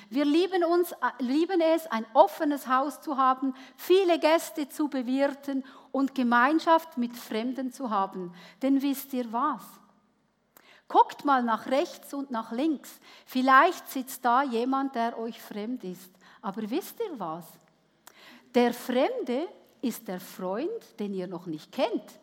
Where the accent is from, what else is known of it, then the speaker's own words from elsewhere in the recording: Switzerland; Ich wurde als Gastarbeiterkind geboren in der Schweiz. Meine Eltern waren Wirtschaftsflüchtlinge nach dem Zweiten Weltkrieg und ich durfte als Gast in einem ganz goldigen Heididorf aufwachsen.